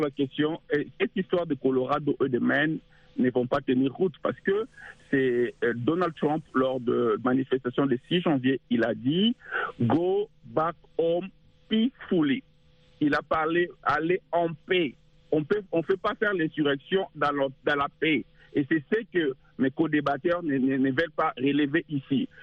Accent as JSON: {"language": "French", "country": "DR Congo", "moved": "yes", "lives_now": "United States", "said": "chez nous au Congo, à l'est du pays"}